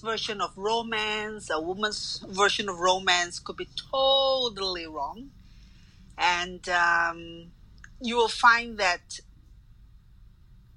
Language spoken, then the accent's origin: English; Malaysia; moved away; I'm from Malaysia